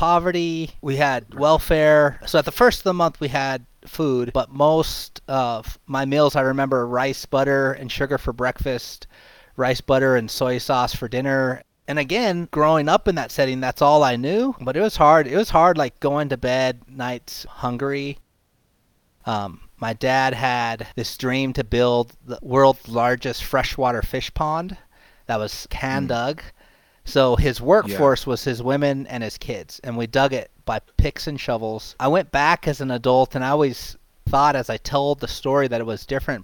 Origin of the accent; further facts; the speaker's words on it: Haiku, Hawaii, United States; born and raised in Haiku, Maui, on the edge of Hana